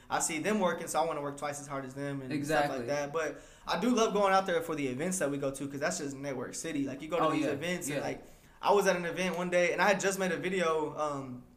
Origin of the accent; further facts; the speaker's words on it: Texas, United States; we are from Texas. Like, we're proud